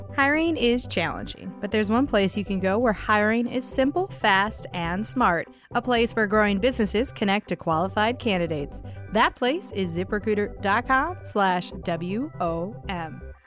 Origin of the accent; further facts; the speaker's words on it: Michigan, United States; now in New York, United States; growing up in Michigan